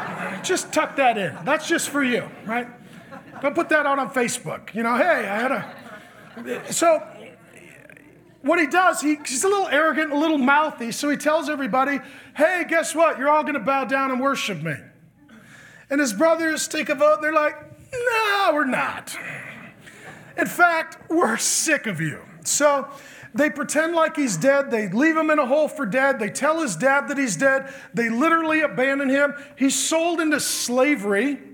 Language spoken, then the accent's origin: English; Ireland; You know, I'm Irish. We have two emotions, angry and asleep.